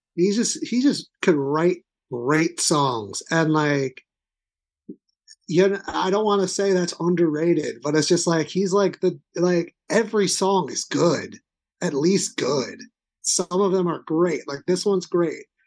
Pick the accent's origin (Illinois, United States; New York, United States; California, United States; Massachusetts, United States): New York, United States; Long Island; I'm from Long Island